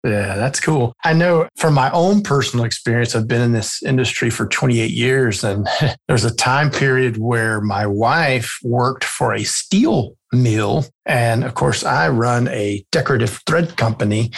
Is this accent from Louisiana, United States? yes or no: yes; South Louisiana, United States; I'm from South Louisiana